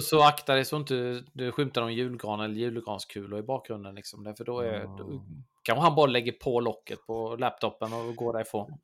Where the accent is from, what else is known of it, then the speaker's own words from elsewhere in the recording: Blekinge, Sweden; Jag kommer ju från Blekinge